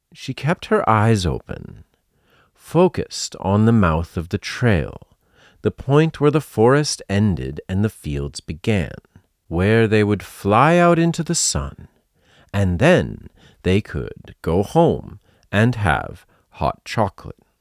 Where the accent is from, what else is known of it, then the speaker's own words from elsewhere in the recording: Massachusetts, United States; I come from Massachusetts, USA, and when I was a kid, sledding was a big part of winter life